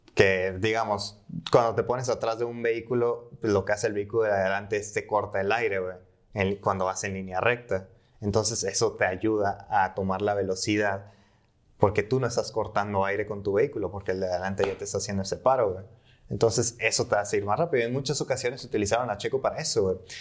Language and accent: Spanish; Mexico; Siendo mexicano